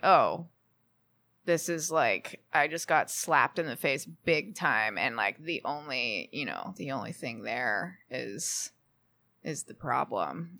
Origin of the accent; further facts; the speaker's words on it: Houston, Texas, United States; moved away as an adult; also born or lived in Austin, Texas / Nashville, Tennessee; now in Los Angeles, United States; I'm from Texas originally.